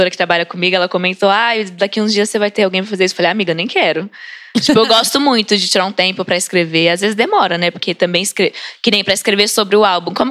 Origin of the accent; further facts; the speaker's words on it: Brazil; eu sou brasileira mesmo